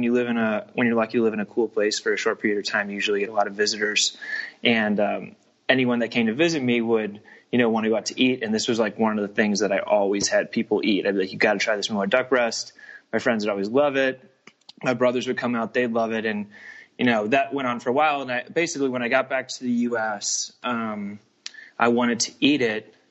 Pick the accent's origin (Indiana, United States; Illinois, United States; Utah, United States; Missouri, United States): Missouri, United States; I'm from Missouri